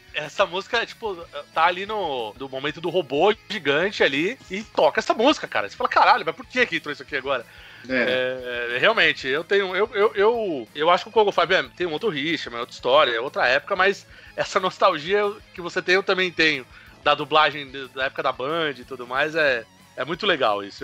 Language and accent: Portuguese; São Paulo, Brazil; E a gente é de São Paulo